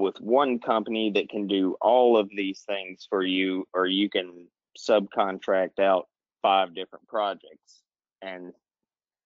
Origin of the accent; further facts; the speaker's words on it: Alabama, United States; now in Florida, United States; I'm from Alabama originally